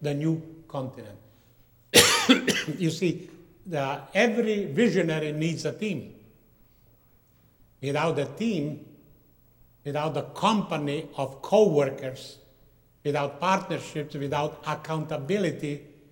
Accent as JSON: {"language": "English", "country": "Slovenia", "tie": "born or raised there", "moved": "yes", "said": "former Yugoslavia where I come from, which will be our next map. I was born up in Slovenia"}